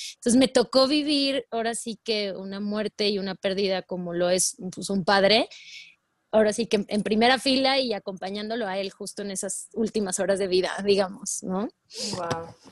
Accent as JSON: {"language": "Spanish", "region": "Puebla", "country": "Mexico", "tie": "born or raised there", "moved": "as an adult", "lives_now": "Mexico City, Mexico", "said": "toda mi vida viví en Puebla, soy, soy de Puebla"}